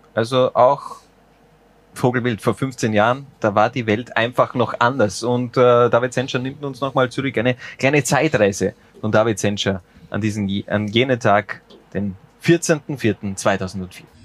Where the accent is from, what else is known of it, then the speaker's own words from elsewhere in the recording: near Lafnitz, Styria, Austria; ich bin da in der Nähe aufgewachsen